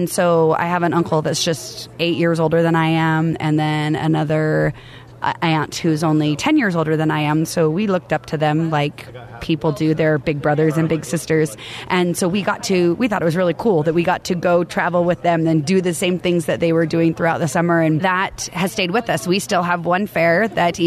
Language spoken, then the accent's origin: English; Eugene, Oregon, United States; we grew up in Eugene, Oregon